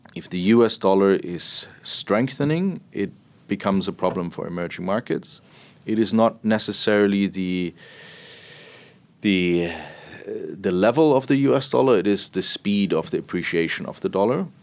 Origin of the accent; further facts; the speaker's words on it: Berlin, Germany; moved away; I'm from Berlin